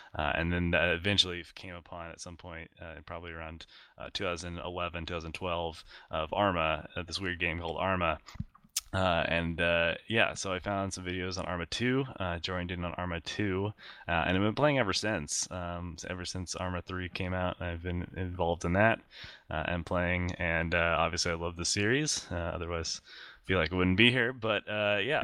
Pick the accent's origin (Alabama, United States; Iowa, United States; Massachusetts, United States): Iowa, United States; grew up in uh, Iowa, uh, the middle of the United States